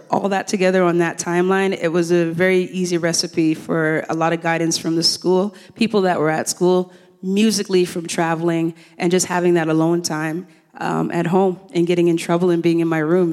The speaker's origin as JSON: {"language": "English", "town": "Toronto", "region": "Ontario", "country": "Canada", "tie": "born or raised there", "also_born_or_lived": "Kingston, Jamaica", "said": "I came here when I was six years old"}